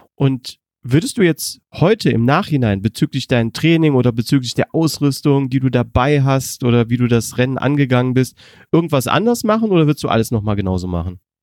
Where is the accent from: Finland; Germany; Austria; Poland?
Germany; als Deutscher